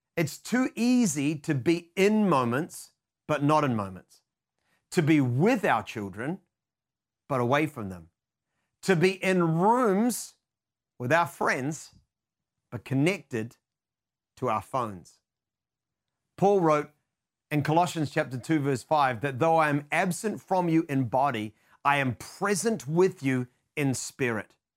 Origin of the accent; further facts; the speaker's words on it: New Zealand; being a Kiwi, known for our tendency towards being hesitant and reserved